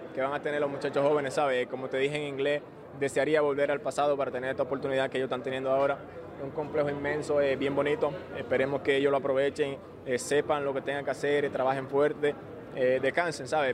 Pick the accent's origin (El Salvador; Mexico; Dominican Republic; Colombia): Dominican Republic; de estar aquí en mi país